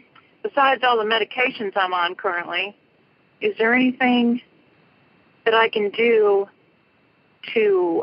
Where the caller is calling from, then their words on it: Austin, Texas, United States; I'm calling from Austin.